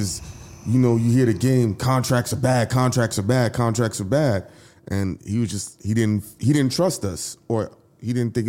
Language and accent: English; New York, United States; even from being from New York and not having the knowledge of the South